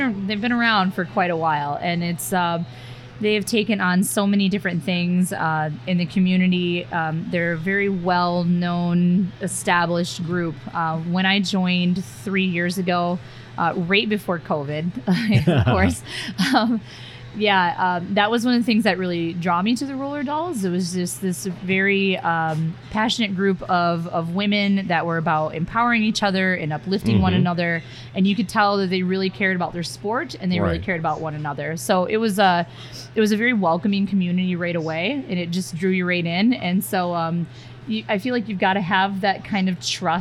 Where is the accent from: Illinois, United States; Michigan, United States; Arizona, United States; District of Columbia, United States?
Michigan, United States; Muskegon; now in South Dakota, United States; I grew up in Muskegon, Michigan.